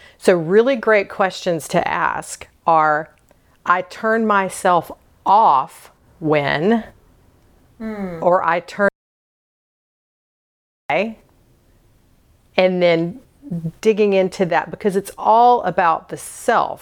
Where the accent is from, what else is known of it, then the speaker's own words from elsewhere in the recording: the South, United States; So I was born and raised in the South.